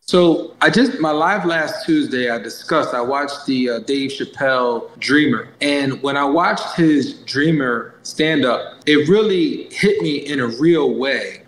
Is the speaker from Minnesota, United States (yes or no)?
no; Lancaster County, Pennsylvania, United States; My school's right outside of Philadelphia, but I live about an hour and 20 minutes from Philly. I live in Lancaster County